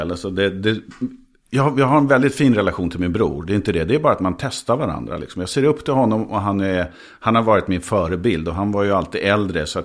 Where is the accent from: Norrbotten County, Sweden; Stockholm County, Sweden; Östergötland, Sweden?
Stockholm County, Sweden; Nykvarn; born or raised there; first language Scanian Swedish (skånska); also born or lived in Skåne / Trollhättan